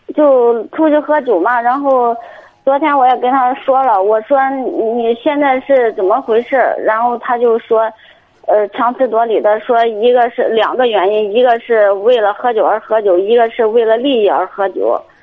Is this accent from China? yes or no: yes; Jinan, Shandong, China; 济南的。 济南哪里的？ 呃，三大路的。